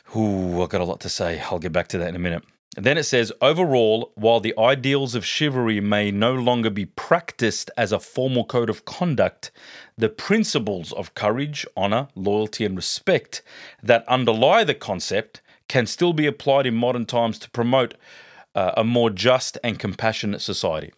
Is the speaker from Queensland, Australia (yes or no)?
no; Sydney, New South Wales, Australia; I grew up in a great family back in Parramatta.